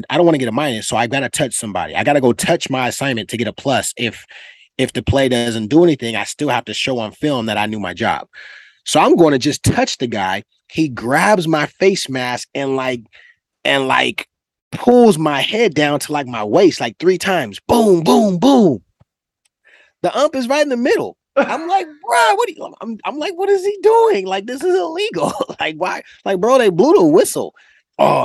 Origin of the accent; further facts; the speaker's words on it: California, United States; I'm from Cali